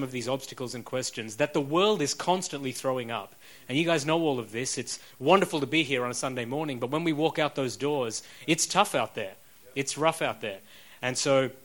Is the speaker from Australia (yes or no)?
yes; Australia; accent: Australian; moved away as an adult; also born or lived in Sri Lanka / Oxford, United Kingdom; I then lived in Australia for about 35 years